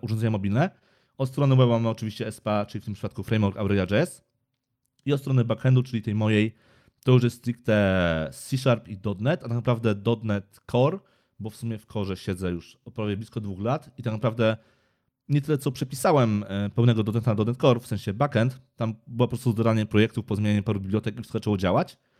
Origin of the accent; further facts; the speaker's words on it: Kraków, Lesser Poland, Poland; jestem tu z Krakowa